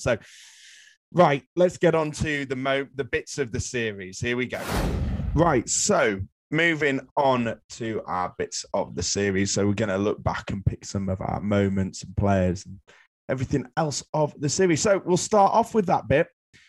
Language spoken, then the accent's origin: English; Australia; I guess as an Australian, you've got to be looking at it going, well, maybe we need an opener